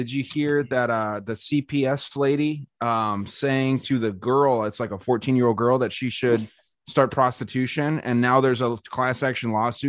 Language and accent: English; Arizona, United States; my home state of Arizona